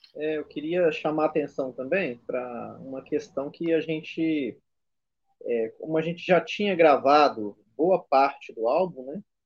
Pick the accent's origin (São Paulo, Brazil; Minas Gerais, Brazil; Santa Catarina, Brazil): Minas Gerais, Brazil; now in Rio de Janeiro, Brazil; eu que sou mineiro